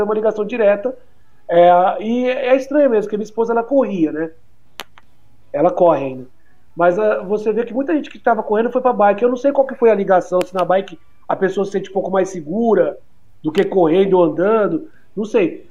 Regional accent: Fortaleza, Ceará, Brazil; also born or lived in São Paulo; Eu nasci em São Paulo, mas eu vim de São Paulo para cá com 4 anos. É... De pra Fortaleza, na verdade, mudei.

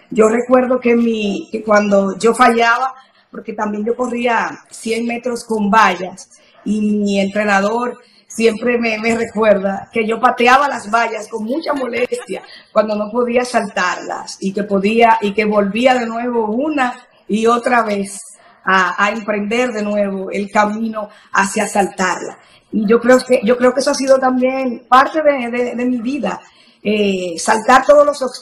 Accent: Sabaneta, Antioquia, Colombia; Yo nací en Sabaneta, es mi pueblo maravilloso. Allí crecí, eh, eh, fui muy, muy feliz junto a mis padres, mis tres hermanas.

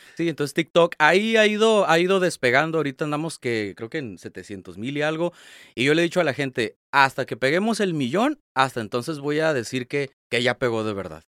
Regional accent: Tijuana, Baja California, Mexico; Yo soy de aquí de Tijuana, nacido y vivido aquí 100%.

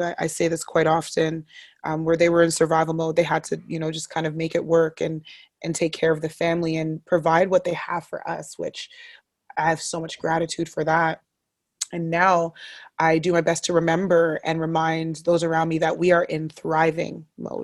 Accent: Ottawa, Ontario, Canada; I am born and raised in Ottawa, uh, born at the Riverside Hospital

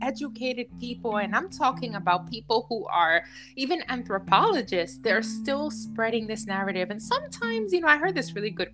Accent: New York City, New York, United States; I was born in New York City, in Manhattan

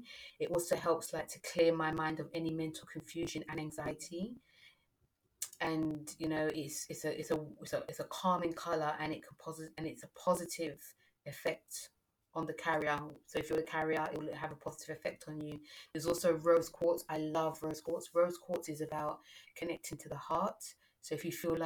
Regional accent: London, United Kingdom; I'm British, you know, I'm born in London

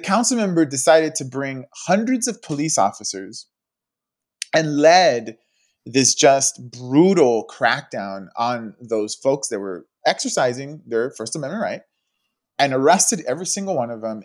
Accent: Los Angeles, California, United States; I've grown up in the city my whole life

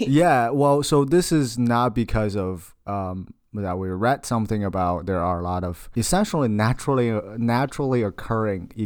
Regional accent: China; moved away; I'm from China, so I have a very strong tie, uh, to what's going on in China

